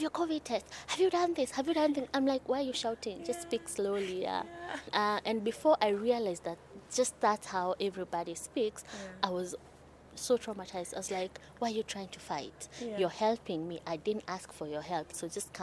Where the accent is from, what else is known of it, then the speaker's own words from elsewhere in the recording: Nairobi, Kenya; I am from Nairobi, Kenya.